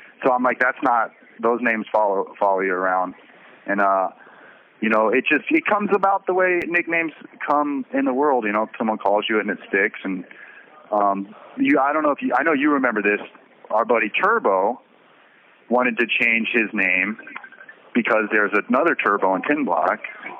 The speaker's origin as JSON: {"language": "English", "town": "Detroit", "region": "Michigan", "country": "United States", "also_born_or_lived": "Florida", "said": "When I came here, I'm from Detroit originally, but I came from Florida. I spent most of my time in Florida. People tried to call me Florida."}